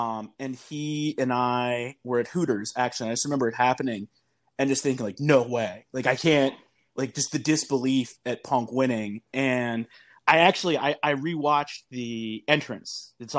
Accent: Virginia, United States; moved away; also born or lived in Philadelphia; I grew up in Virginia. I went to school in Philadelphia at Temple

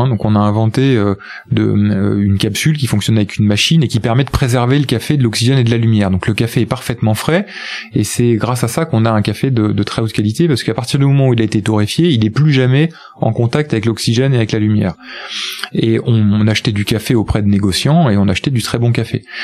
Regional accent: Angoulême, Nouvelle-Aquitaine, France; moved away as an adult; also born or lived in Bordeaux; moi je suis charentais, je suis d'Angoulême, donc après j'ai fait mes études à Bordeaux

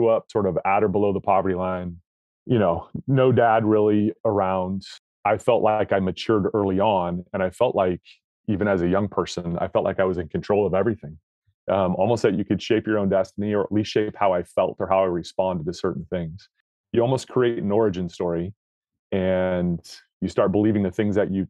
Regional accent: Northern Nevada, United States; I grew up in Northern Nevada.

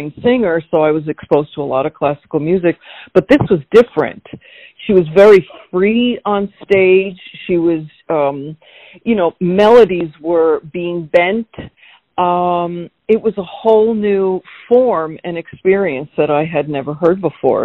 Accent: Rockland County, New York, United States; first language Slovak; English is a second language; also born or lived in Astoria, Queens, New York; I grew up in Rockland County, New York. This was after I'd lived in Astoria, Queens.

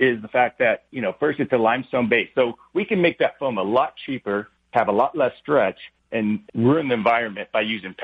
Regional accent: Huntington Beach, California, United States; we grew up in Huntington Beach

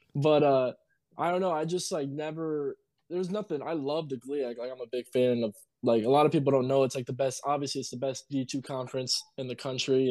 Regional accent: Marquette, Michigan, United States; also born or lived in Iron Mountain, Michigan; now in New Mexico, United States; I was born in Marquette, me and my brother

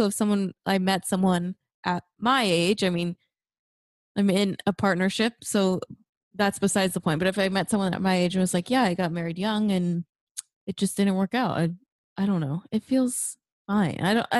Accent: the South, United States; I grew up in the South

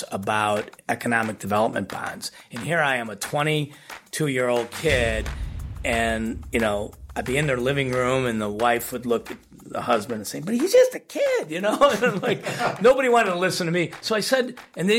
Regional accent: Highland Park, Illinois, United States; I grew up in Ravinia, okay, which a lot of people, Chicagoans know Ravinia as a music festival venue, and it's literally a small hamlet nestled into Highland Park

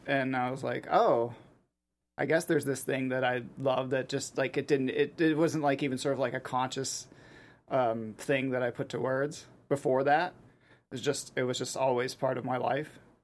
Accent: Pittsburgh, Pennsylvania, United States; I grew up in Pittsburgh

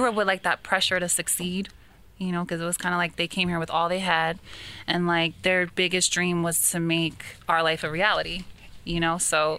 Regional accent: Bergen County, New Jersey, United States; I grew up in North Jersey, Bergen County.

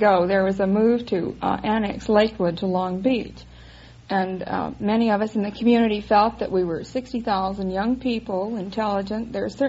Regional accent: Paris, Île-de-France, France; born there; Oh, I was born in Paris, France.

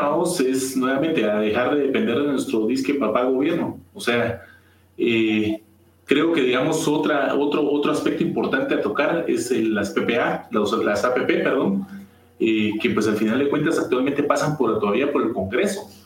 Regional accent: Guatemala; como, como guatemaltecos

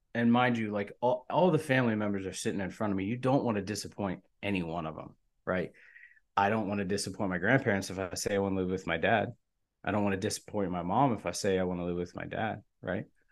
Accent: Sharpsburg, Maryland, United States; I grew up in, in Maryland, in Sharpsburg, Maryland, in the backwoods

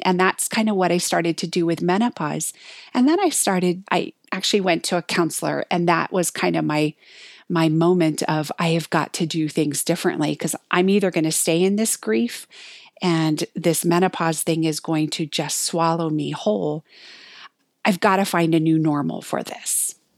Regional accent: Hawaii, United States; moved away as an adult; also born or lived in Colorado; I was raised in Hawaii. I moved to Colorado to go to college.

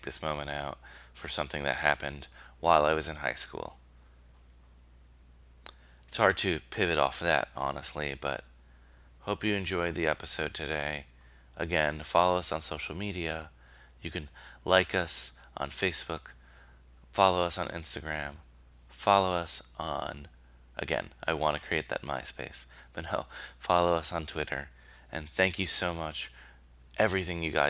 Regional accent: New York, United States; Being a New Yorker, living in New York

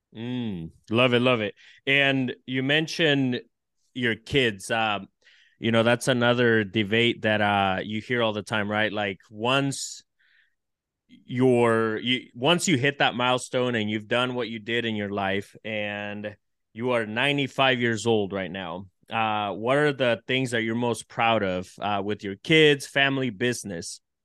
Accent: El Salvador; moved away; I was born in El Salvador

